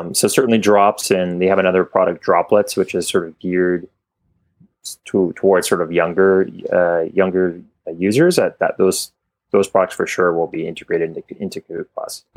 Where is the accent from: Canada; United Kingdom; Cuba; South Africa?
Canada; I was Canadian, uh, maybe you can tell from my accent